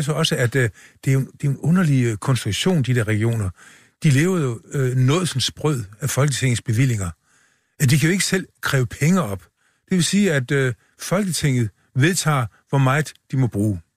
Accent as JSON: {"language": "Danish", "area": "Funen", "region": "Southern Denmark", "country": "Denmark", "said": "vi er, vi er jo ikke sønderjyder. Vi er fynboer"}